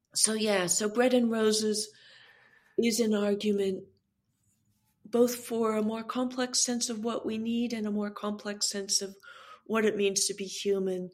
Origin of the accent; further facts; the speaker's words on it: California, United States; As a Californian